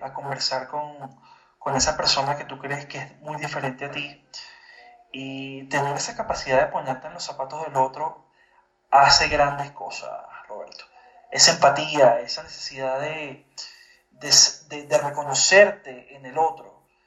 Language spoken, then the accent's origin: Spanish; Venezuela; yo soy venezolano, yo me crié en Venezuela